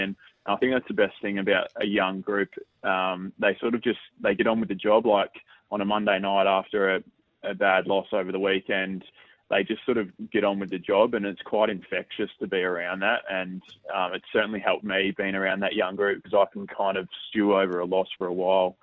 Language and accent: English; Victoria, Australia; moved away as an adult; now in Adelaide, Australia; I'm from Victoria, and I've been playing in the VFL